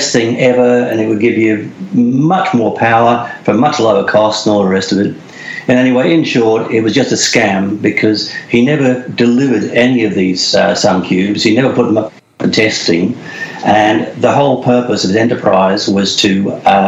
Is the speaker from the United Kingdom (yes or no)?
yes; England, United Kingdom; born in England, and when I left school, I went to did an apprenticeship